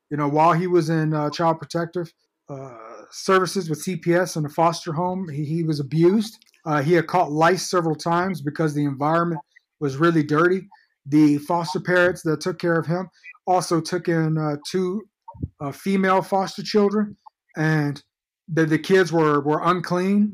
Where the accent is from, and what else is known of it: Fort Worth, Texas, United States; born or raised there; also born or lived in Georgetown, Texas